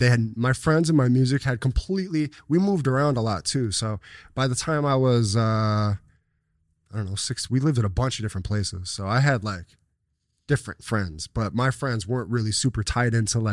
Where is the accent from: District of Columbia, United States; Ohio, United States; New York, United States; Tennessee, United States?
New York, United States; Buffalo; South Buffalo, New York.